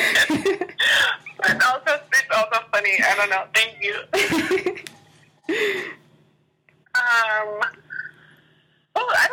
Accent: New York City, New York, United States; growing up in Brooklyn

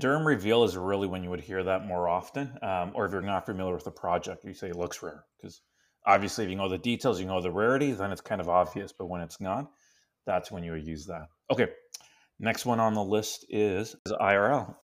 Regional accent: Canada; first language Spanish; English is a second language; I was born in Canada.

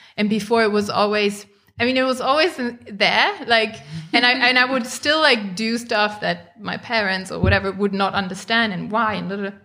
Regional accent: Germany; I grew up in Germany

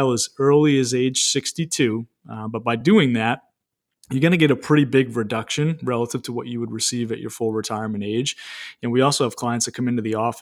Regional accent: Maine, United States; I'm 34 years old myself, born and raised in Maine

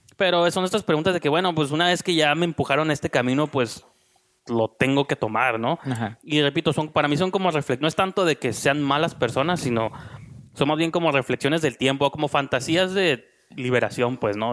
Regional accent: Mexico; now in Tijuana, Mexico; aquí en mi país

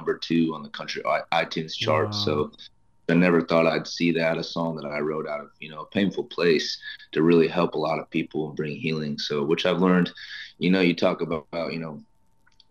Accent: Iowa, United States; my home state of Iowa

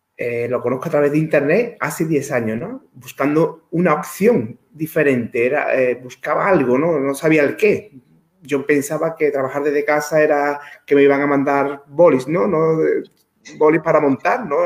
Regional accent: Dos Hermanas, Andalusia, Spain; soy natural de Sevilla, de dos hermanas. Es un pueblo de Sevilla, hace 42 años que vivo aquí, es decir, desde que nací.

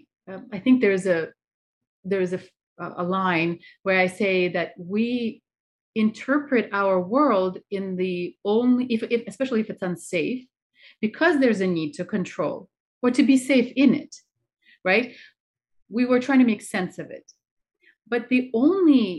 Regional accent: Russia; I'm from Russia

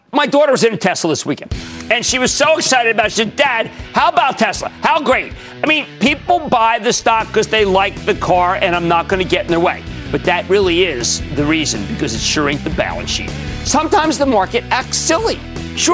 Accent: New York City, New York, United States; in my hometown of Brooklyn

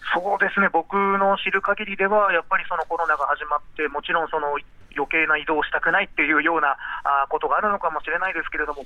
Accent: Fukushima, Japan; 僕の地元の福島の人たち

